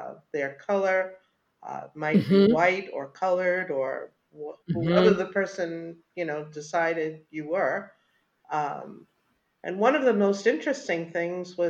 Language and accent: English; New York City, New York, United States; I was born and raised in the Bronx, but both of my parents were born in Jamaica